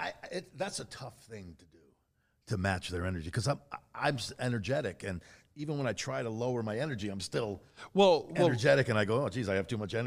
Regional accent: Massachusetts, United States; I'm from Rogan. Massachusetts too.

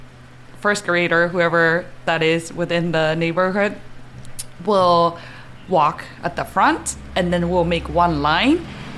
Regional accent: Saitama, Japan; English is a second language; moved away; that's where I grew up, in Saitama, Japan.

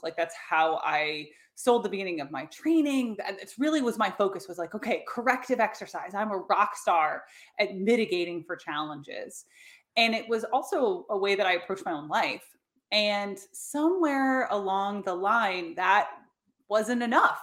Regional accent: United States; my hometown where I now live, about three hours north of the city

